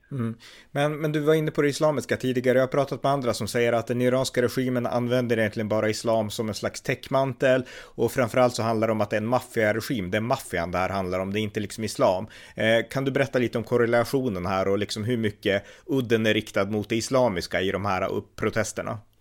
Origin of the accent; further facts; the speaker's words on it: Sweden; vi vanliga svenskar